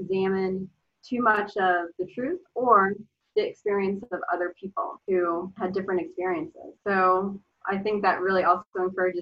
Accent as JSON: {"language": "English", "region": "Rhode Island", "country": "United States", "tie": "born or raised there", "said": "I grew up in Rhode Island"}